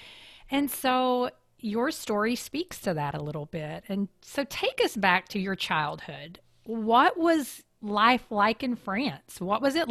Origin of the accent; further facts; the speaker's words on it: Kentucky, United States; I grew up in Kentucky